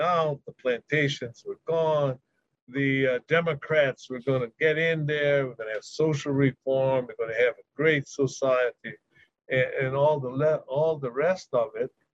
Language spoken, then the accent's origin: English; Hawaii, United States; when I was growing up in Hawaii